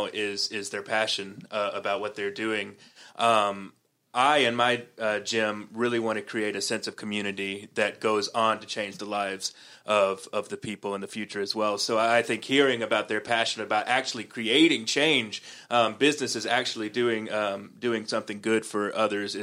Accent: Columbus, Georgia, United States; moved away; I go back to Columbus, Georgia, my hometown

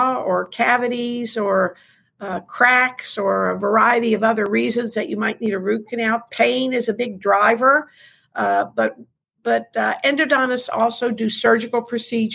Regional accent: New Orleans, Louisiana, United States; moved away as an adult; also born or lived in Memphis, Tennessee / Chapel Hill, North Carolina; now in Nashville, United States; I am originally from New Orleans and went to college in New Orleans

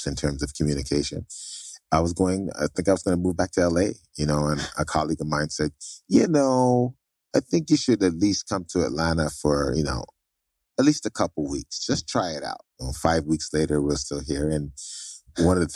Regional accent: Toronto, Ontario, Canada; moved away; also born or lived in Trinidad / Barbados / Anguilla; I was born in Toronto to Jamaican parents.

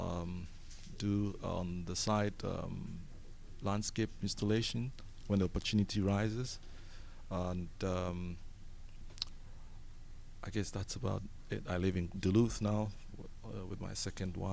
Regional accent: Ghana; moved away as an adult; also born or lived in United Kingdom; now in Gwinnett County, Georgia, United States; I was born in Ghana, West Africa. I lived and schooled there for most of my youth

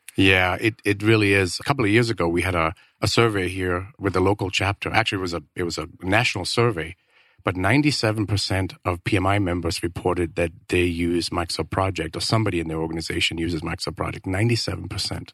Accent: Denmark; moved away as an adult; now in Phoenix, United States; I'm originally from Denmark

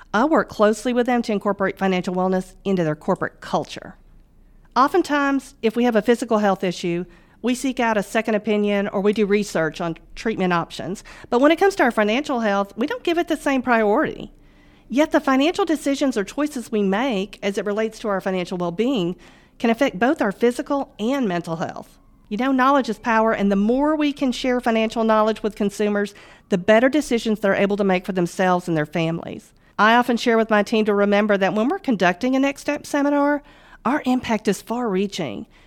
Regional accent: Northwest Mississippi, United States; also born or lived in Germany / Memphis, Tennessee; we moved to Northwest Mississippi, and that's where I primarily grew up

